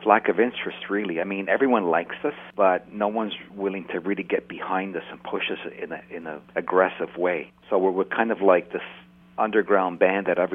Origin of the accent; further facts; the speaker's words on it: Canada; we're from Canada